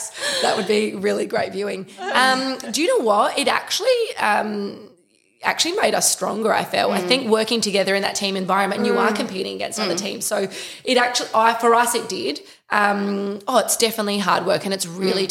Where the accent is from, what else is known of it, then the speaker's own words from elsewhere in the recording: Adelaide, South Australia, Australia; just turned 30, from Adelaide. We're all from Adelaide